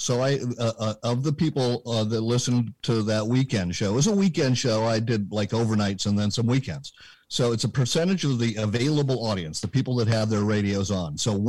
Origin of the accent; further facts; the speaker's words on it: Berkeley, California, United States; Now, I was born and raised in Berkeley, California, which, as I like to say, ill-prepared me for reality.